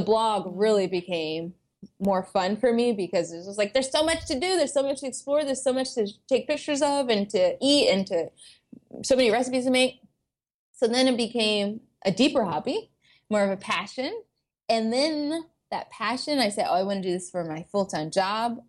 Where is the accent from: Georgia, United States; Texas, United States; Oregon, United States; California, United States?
Georgia, United States; Atlanta; moved away as an adult; also born or lived in Boston; I came from Atlanta, Georgia, which is very diverse, um, especially the, the suburb that I grew up